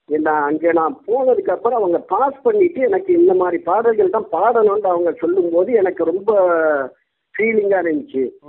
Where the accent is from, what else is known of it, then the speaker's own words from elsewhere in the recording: Nagore, Tamil Nadu, India; நாகூர் கொள்ளக்கருவில் ஆயிரத்தி தொள்ளாயிரத்தி அறுபதில் பிறந்தேன்